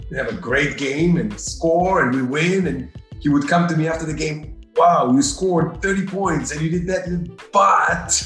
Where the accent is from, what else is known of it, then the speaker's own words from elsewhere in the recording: Israel; moved away as an adult; now in United States; my growing up in Israel.